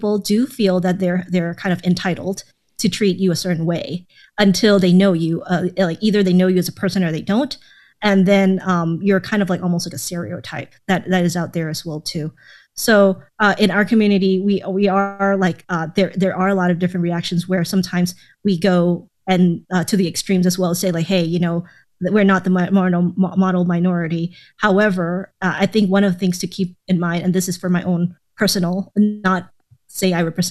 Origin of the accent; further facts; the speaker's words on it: Thailand; also born or lived in Atlanta, Georgia; now in United States; I grew up in Thailand before I moved over to Atlanta for around 6 years